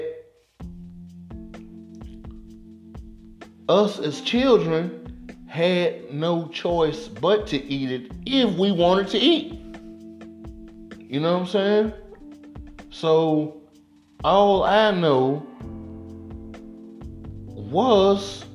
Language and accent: English; Mississippi, United States; moved away as an adult; now in Atlanta, United States; we grew up in Mississippi